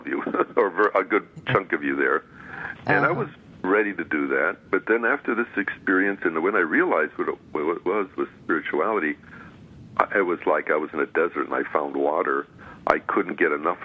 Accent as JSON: {"language": "English", "region": "Midwest", "country": "United States", "tie": "born or raised there", "also_born_or_lived": "New York / California", "moved": "as an adult", "said": "I came from the Midwest and grew up with a good Greek family"}